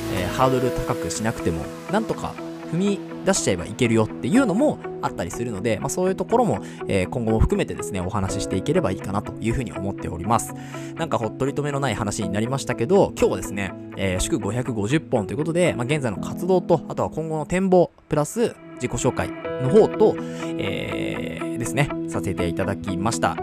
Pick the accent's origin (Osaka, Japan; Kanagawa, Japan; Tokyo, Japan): Kanagawa, Japan; moved away; もともと神奈川県のですね、湘南生まれというところで、で今も湘南に戻ってきてですね